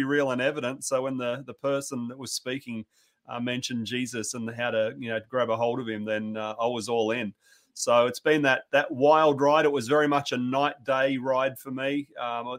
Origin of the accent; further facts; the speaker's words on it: country Victoria, Australia; I grew up in Australia on the very southern tip of the Australian mainland